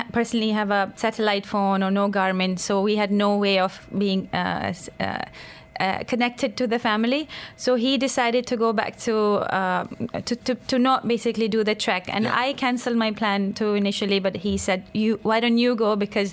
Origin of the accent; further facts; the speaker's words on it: Pakistan; now in Dubai, United Arab Emirates; I'm from Pakistan